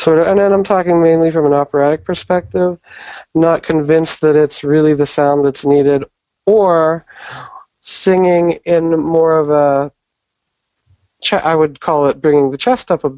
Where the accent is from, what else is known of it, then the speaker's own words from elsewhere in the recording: Pittsburgh, Pennsylvania, United States; moved away as an adult; now in New York City, United States; Originally, I'm from Pittsburgh, Pennsylvania, here in the States.